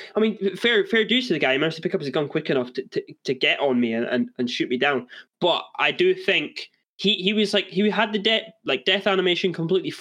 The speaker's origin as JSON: {"language": "English", "region": "Scotland", "country": "United Kingdom", "said": "I'm from Scotland"}